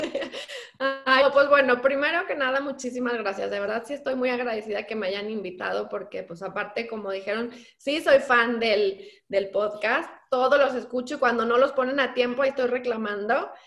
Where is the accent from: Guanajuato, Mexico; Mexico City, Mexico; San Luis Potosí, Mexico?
San Luis Potosí, Mexico; mi tierra, que bueno, no nací ahí, pero yo ahí crecí